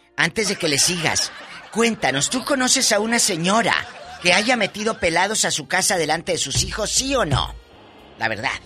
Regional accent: Matamoros, Tamaulipas, Mexico; moved away; Hace muchos años que empecé en este negocio de la radio, en mi tierra, Matamoros, Tamaulipas

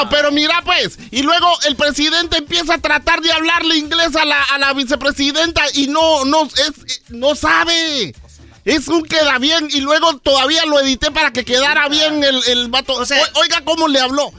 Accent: Guatemala; moved away

